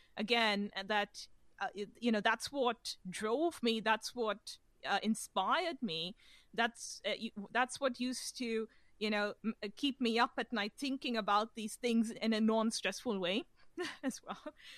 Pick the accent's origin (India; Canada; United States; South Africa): India; now in London, United Kingdom; since I was a kid growing up in India